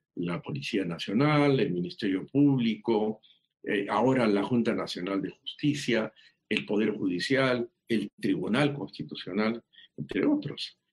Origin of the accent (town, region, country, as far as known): Peru